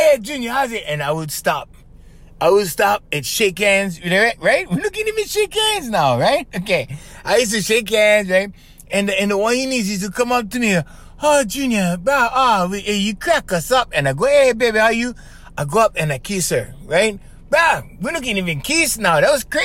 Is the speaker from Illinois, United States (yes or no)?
no; Kauai, Hawaii, United States; I'm from Kauai.